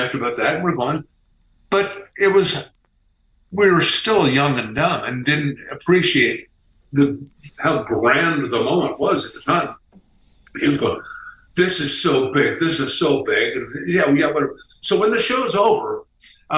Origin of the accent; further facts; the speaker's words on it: Midwest, United States; we're from the Midwest. We were all pretty grounded guys